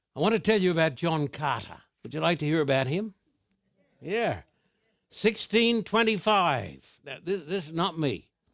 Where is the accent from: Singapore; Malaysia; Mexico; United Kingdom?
United Kingdom; as a British citizen